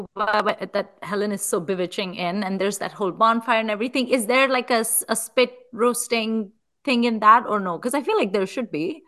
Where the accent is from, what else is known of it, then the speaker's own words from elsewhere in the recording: India; moved away; also born or lived in Chicago; i'm Indian